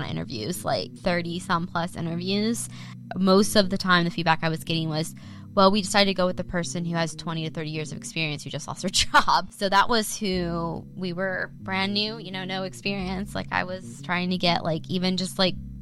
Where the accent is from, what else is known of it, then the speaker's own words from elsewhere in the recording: Ohio, United States; moved away as an adult; also born or lived in Indiana; now in Dallas, United States; I am raised in Ohio, not born. I'm born in Indiana